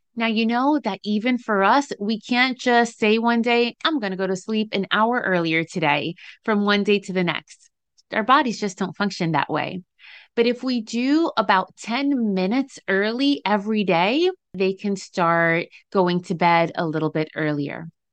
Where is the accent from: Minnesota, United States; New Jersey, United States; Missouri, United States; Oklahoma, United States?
New Jersey, United States; in case you couldn't tell from the accent people say I have, I'm from Jersey.